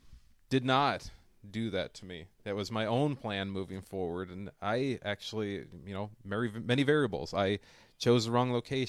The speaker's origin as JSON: {"language": "English", "town": "Fillmore", "region": "California", "country": "United States", "tie": "born or raised there", "said": "open my very own restaurant in my hometown where I was born and raised."}